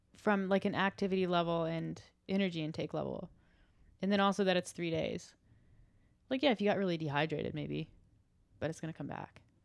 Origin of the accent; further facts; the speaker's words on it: the South, United States; I'm from the South